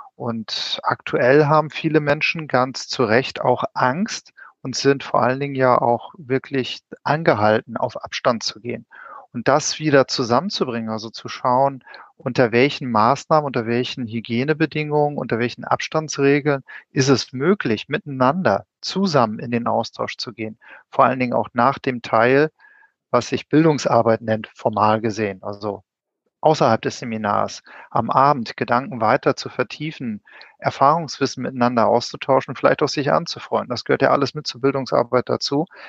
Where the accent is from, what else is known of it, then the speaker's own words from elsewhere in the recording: Wismar, Mecklenburg-Vorpommern, Germany; now in Berlin, Germany; Ich bin ähnlich wie der Olli, ein Fischkopf, aber nicht aus Hamburg, aber eine andere Hansestadt, etwas kleiner, Wismar